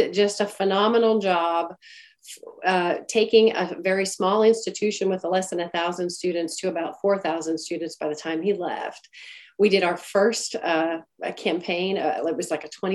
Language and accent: English; Longview, Texas, United States; moved away as an adult; also born or lived in Eunice, Louisiana; I grew up in East Texas. I finished high school in Longview, Texas